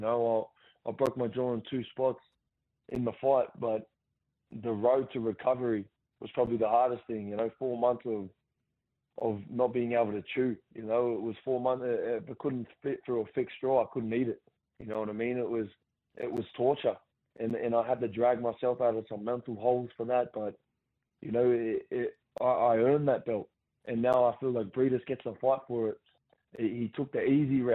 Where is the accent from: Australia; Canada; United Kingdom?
Australia; Gosford, New South Wales; my hometown